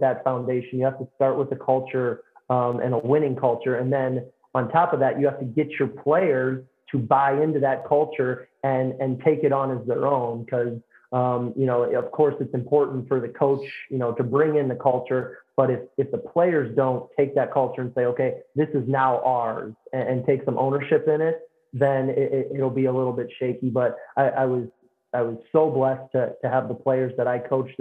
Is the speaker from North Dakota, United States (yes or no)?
no; St. Charles, Missouri, United States; moved away as an adult; now in Decatur, United States; I transferred back to my hometown, St. Charles, Missouri